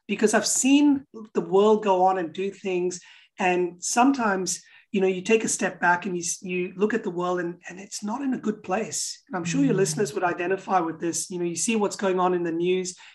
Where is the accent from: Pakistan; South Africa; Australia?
Pakistan; moved away; So I grew up in uh, Pakistan, where I was born. Now I come from Portuguese Indian background, so I'm, I'm a mixed heritage person, and I'm, I'm, I'm a Christian as well.